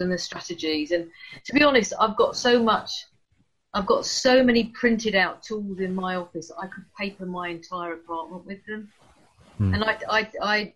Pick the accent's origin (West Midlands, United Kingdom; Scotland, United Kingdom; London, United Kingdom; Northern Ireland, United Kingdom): London, United Kingdom; moved away as an adult; also born or lived in Rochester, Kent; now in Canterbury, United Kingdom; I'm a Londoner, so I was born in Hammersmith and I lived for a long time in London